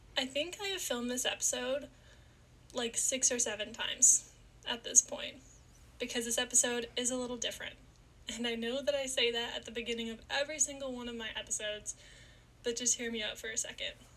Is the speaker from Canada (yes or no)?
yes; Niagara Falls, Ontario, Canada; I was born and raised in Niagara Falls, Canada